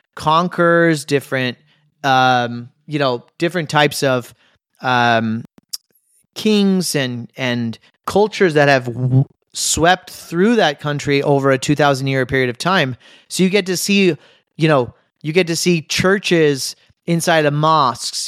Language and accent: English; United States; as an American